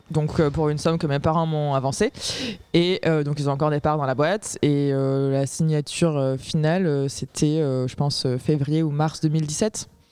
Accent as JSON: {"language": "French", "town": "Aix-en-Provence", "region": "Provence-Alpes-Côte d'Azur", "country": "France", "said": "je viens d'Aix-en-Provence et j'ai monté une boîte qui fait des biscuits personnalisés"}